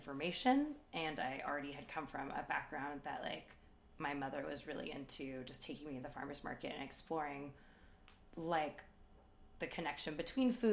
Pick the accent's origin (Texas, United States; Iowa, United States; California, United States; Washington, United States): California, United States; San Francisco; I moved back home to San Francisco